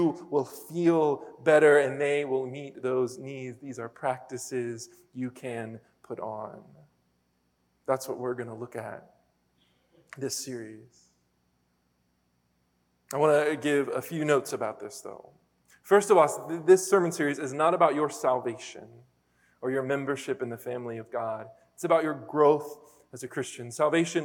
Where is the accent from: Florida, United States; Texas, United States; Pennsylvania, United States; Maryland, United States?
Pennsylvania, United States; moved away; I'm from Pennsylvania